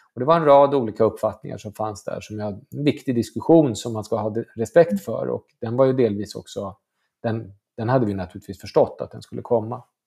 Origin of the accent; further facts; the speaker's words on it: Stockholm, Stockholm County, Sweden; har ju precis som alla stockholmare åkt mycket till Göteborg på somrarna